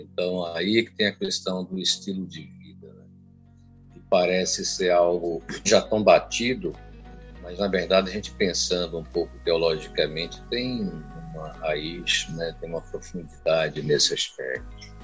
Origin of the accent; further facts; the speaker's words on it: Recife, Pernambuco, Brazil; moved away as an adult; also born or lived in Olinda; now in Aracaju, Brazil; A parte musical, ela nasceu ainda na Recife, aos 15 anos de idade. Eu fazia conservatório e aos 20 anos eu vim para cá